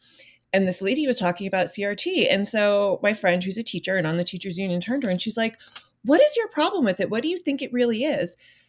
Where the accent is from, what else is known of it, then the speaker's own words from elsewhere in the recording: New Jersey, United States; now in Florida, United States; I was born and raised in New Jersey, so I have the benefit of having a Northern education.